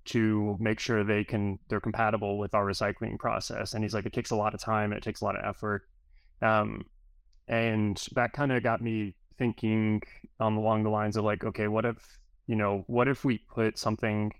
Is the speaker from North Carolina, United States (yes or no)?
yes; Gastonia, North Carolina, United States; where I grew up in North Carolina is a place called Gastonia